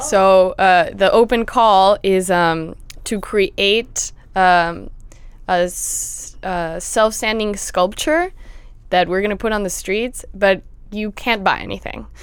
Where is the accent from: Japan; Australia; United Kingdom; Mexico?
Mexico; Mexico City; now in Los Angeles, United States; I grew up in Mexico City